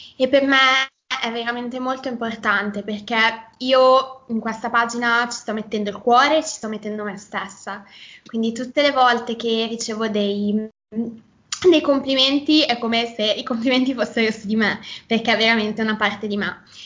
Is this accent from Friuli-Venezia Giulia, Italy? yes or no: no; Milan, Lombardy, Italy; accent: Milanese